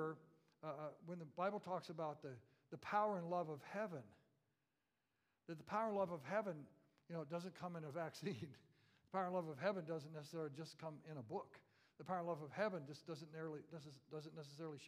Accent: Central Florida, United States; We had citrus trees everywhere, living in Central Florida

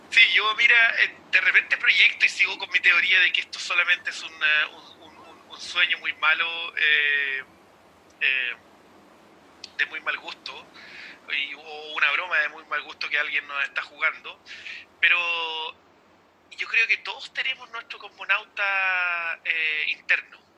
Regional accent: Chile; now in New Zealand

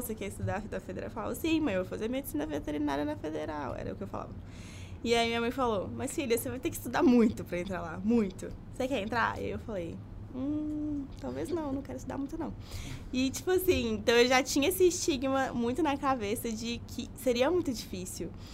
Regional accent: Belo Horizonte, Minas Gerais, Brazil; sou de BH mesmo, diferente dos dois. Então, nasci, vivi, nunca saí daqui

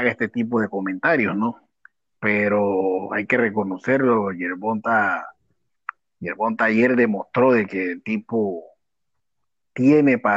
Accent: Mexico; Sí, eh, digo, como buen mexicano, recordemos

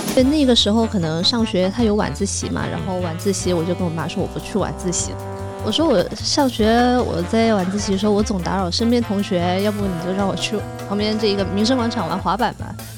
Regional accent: Nanning, Guangxi, China; moved away as an adult; also born or lived in Shanghai; now in Chengdu, China; 我是在南宁长大的嘛

